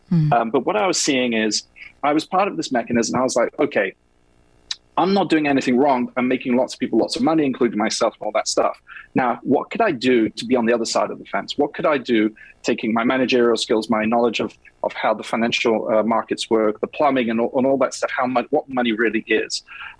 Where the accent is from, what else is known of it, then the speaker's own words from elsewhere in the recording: England, United Kingdom; now in New York, United States; You know, I'm English, as you can probably hear. I live here in New York, married to an American woman.